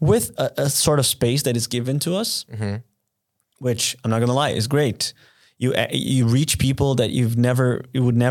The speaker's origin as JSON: {"language": "English", "country": "Brazil", "tie": "born or raised there", "moved": "yes", "lives_now": "Munich, Germany", "said": "my hometown"}